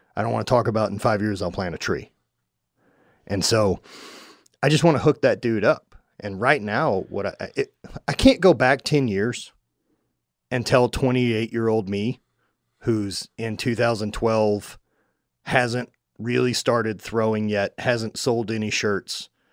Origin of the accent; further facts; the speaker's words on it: Louisiana, United States; I grew up in Louisiana, like hunting alligators